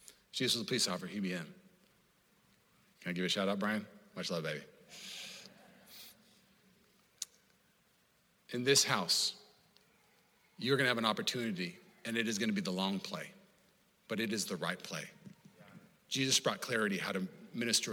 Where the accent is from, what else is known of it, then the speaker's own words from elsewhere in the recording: Puyallup, Washington, United States; I grew up in Puyallup, Washington